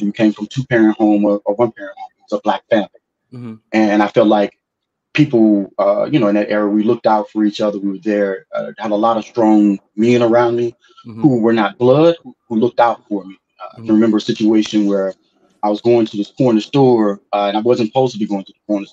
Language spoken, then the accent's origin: English; St. Louis, Missouri, United States; I was originally born and raised in St. Louis, Missouri